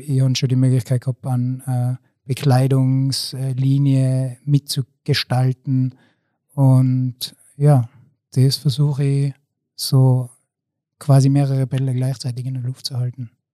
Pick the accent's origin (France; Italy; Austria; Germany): Austria; Zillertal, Tyrol; Ich bin 38 Jahre und komme aus dem Zillertal